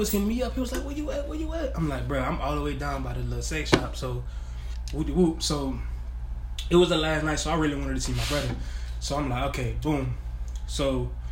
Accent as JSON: {"language": "English", "town": "New Orleans", "region": "Louisiana", "country": "United States", "moved": "yes", "said": "I'm from New Orleans, so I got some family down there."}